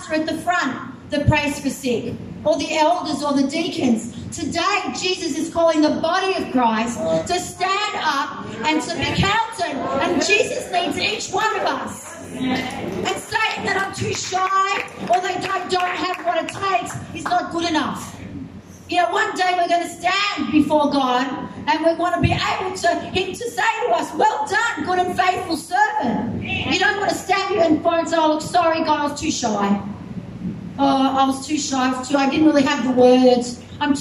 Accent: Australia; I'm just from Australia

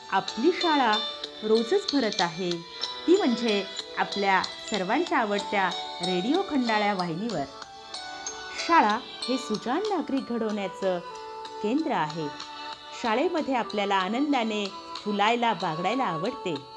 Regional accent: Maharashtra, India; first language Marathi; आपण ज्या राज्यामध्ये राहतो म्हणजेच महाराष्ट्र

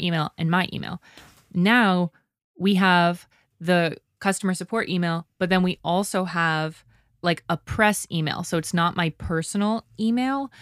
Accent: Canada; I'm Canadian

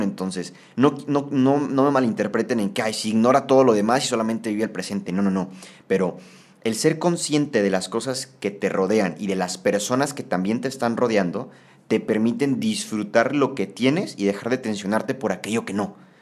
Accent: Tampico, Tamaulipas, Mexico; en Tampico, de donde yo soy

